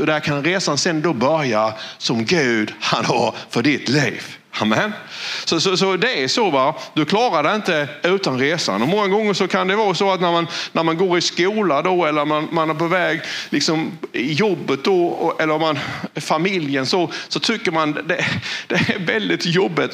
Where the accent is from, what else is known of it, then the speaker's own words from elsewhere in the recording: Valje, Blekinge, Sweden; jag är född i Valje. Och det är ju ett av de minsta samhällena i världen.